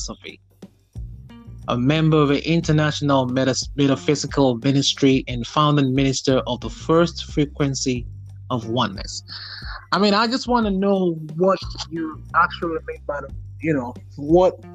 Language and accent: English; Nigeria; now in United States; I'm originally from Nigeria, but you know, I'm Nigerian American now